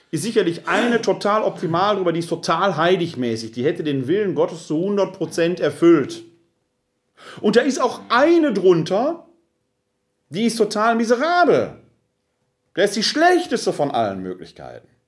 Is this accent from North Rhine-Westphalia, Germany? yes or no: yes; Essen, North Rhine-Westphalia, Germany; born there; Ich komme gebürtig aus Essen-Altendorf, bin Sohn eines Handwerkers und einer Frau, die Hausfrau war